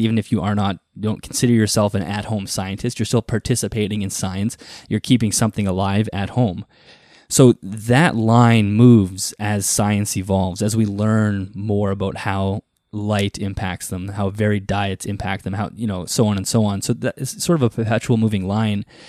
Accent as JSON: {"language": "English", "region": "Manitoba", "country": "Canada", "tie": "born or raised there", "said": "I grew up, you know, sort of on a farm in Canada. I'm from Canada, for those who don't know, in the province of Manitoba, and I live in the prairies."}